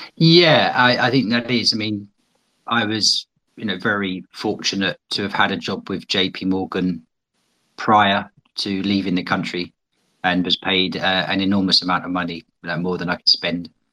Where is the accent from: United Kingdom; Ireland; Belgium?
United Kingdom; also born or lived in China; as you may be able to tell from my accent, I'm from Britain